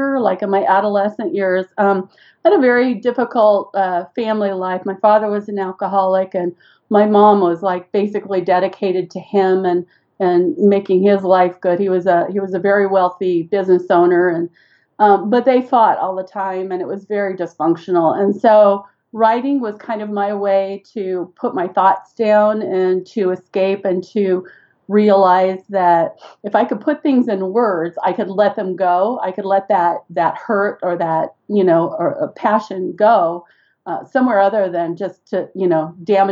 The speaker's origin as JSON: {"language": "English", "town": "Seal Beach", "region": "California", "country": "United States", "tie": "born or raised there", "moved": "as an adult", "lives_now": "Idaho, United States", "said": "I grew up in Southern California about 20 minutes. At that time, you could get to the beach in about 20 minutes. I spent my entire teenage years on the beach in Seal Beach, California."}